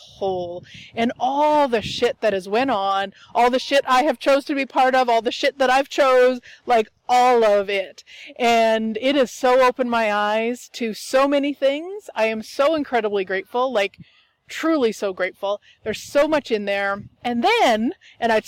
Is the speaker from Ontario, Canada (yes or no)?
no; Turtleford, Saskatchewan, Canada; my hometown is actually Turtleford, Saskatchewan, Canada